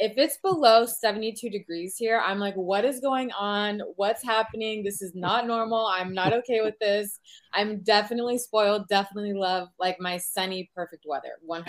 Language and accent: English; Chula Vista, California, United States; also born or lived in Carlsbad, California / Riverside County, California; So born and raised in California, a mostly Chula Vista, Bonita area. I came into North County when I was like middle school age.